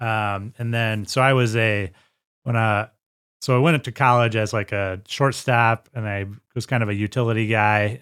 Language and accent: English; Sterling, Illinois, United States; I am uh, born and raised in Sterling, Illinois.